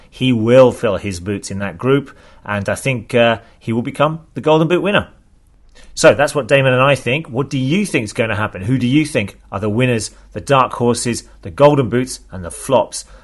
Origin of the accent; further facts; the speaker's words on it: Kanagawa, Japan; English is a second language; I'm from Kanagawa in Japan.